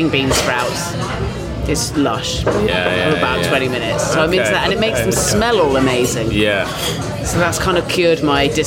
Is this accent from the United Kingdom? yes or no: yes; South West England, United Kingdom; Yeah, I'm from Dorset